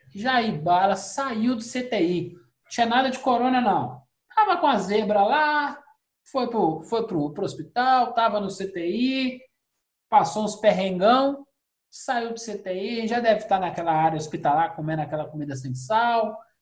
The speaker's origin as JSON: {"language": "Portuguese", "country": "Brazil", "said": "lá fora não tem branco brasileiro. Nós somos todos latinos"}